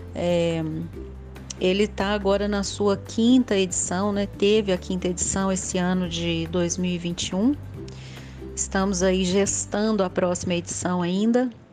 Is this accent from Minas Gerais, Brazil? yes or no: yes; Belo Horizonte, Minas Gerais, Brazil; eu sou de Belo Horizonte